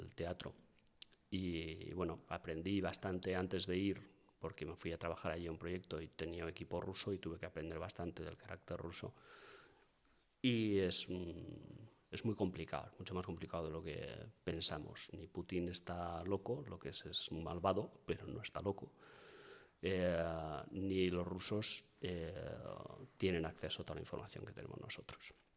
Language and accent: Spanish; Bilbao, Basque Country, Spain; como buen bilbaíno